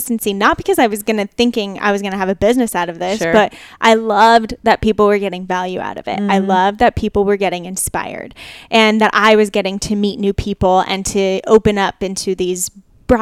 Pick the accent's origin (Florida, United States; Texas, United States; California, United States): California, United States; Chino Hills; now in Los Angeles, United States; I grew up in Chino Hills